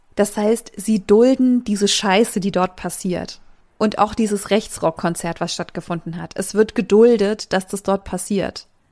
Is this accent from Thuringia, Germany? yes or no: yes; a small town in the Thuringian Forest, Germany; moved away; Die Grundeinstellung zu diesen Idealen oder auch Ideologien, die rechte Menschen vertreten, ist in dem Ort auf jeden Fall, wo ich herkomme, sehr akzeptierend.